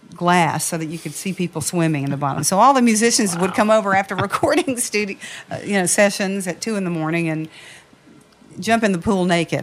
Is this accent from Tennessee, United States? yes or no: yes; Nashville, Tennessee, United States; now in Las Vegas, United States; I'm from Nashville, grew up in Nashville